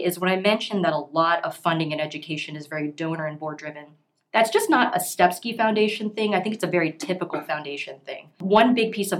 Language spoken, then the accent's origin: English; Houston, Texas, United States; moved away; I'm from Houston originally